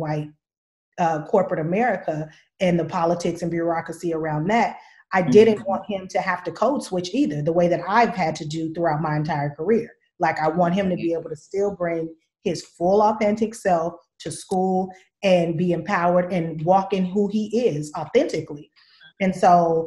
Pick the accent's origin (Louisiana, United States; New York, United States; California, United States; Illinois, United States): California, United States; Richmond; I'm from Richmond